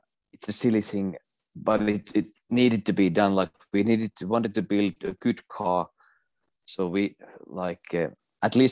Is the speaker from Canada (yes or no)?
no; Finland; also born or lived in Jyväskylä, Finland; I drove 100 kilometers to my hometown